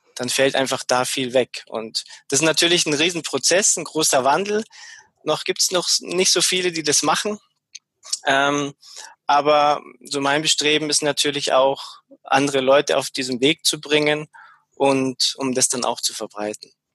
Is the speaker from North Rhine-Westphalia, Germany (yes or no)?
no; Munich, Bavaria, Germany; also born or lived in Ammersee; ursprünglich komme ich aus der aus der Gegend von München. Also ich bin in München geboren, bin auch nie so wirklich weit weggekommen.